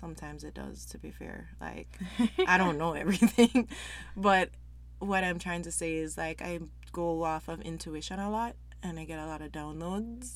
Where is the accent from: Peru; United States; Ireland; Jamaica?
Jamaica; moved away as an adult; now in Canada; I'm from Jamaica originally. Been in Canada for over 10 years